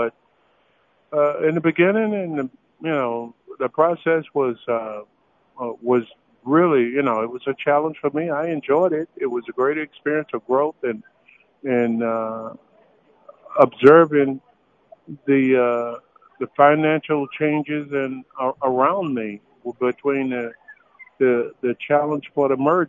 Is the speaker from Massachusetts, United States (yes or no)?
no; Chipley, Florida, United States; My hometown was Chipley, Florida